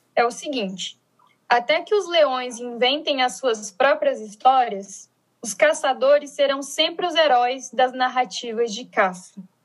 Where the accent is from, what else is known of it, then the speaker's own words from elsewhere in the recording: Brasília, Federal District, Brazil; sou de Brasília, formada em Sociologia pela Universidade de Brasília, né, que é a federal daqui